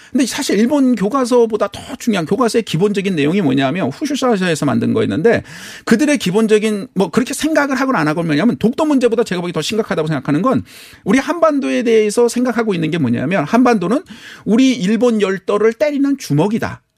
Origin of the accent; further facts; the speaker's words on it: South Korea; 제가 한국 사람이어서가 아니라